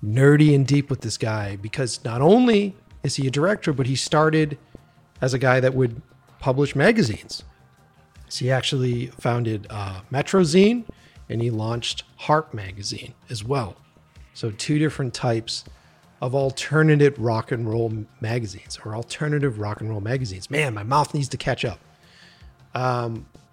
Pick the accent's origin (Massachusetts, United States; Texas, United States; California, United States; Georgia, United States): Massachusetts, United States; Boston; where I grew up in Boston